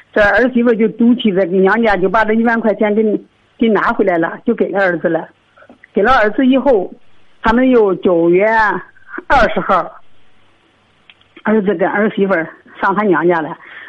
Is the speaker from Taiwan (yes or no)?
no; Shijiazhuang, Hebei, China; 我是石家庄的。